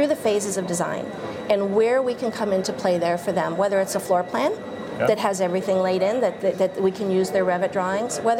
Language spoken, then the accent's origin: English; Boston, Massachusetts, United States; I'm from Boston